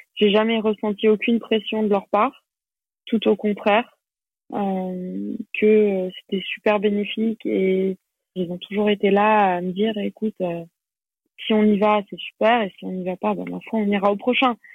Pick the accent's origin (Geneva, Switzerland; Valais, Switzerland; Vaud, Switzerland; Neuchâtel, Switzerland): Geneva, Switzerland; first language French; also born or lived in Paris, France; Et donc après j'ai grandi à Genève